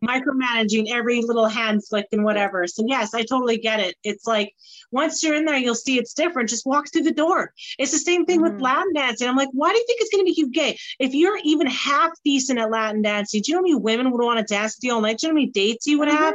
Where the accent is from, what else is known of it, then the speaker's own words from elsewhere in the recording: Scotland, United Kingdom; I'm Scottish